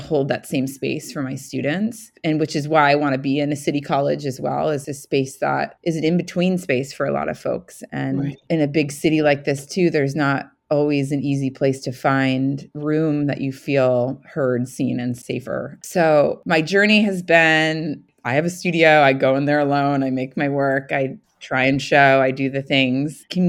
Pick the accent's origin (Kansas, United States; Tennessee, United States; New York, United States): New York, United States; moved away; I'm from New York originally.